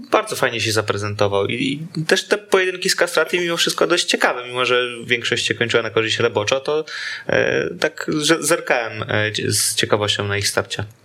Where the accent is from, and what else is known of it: Świętokrzyskie Voivodeship, Poland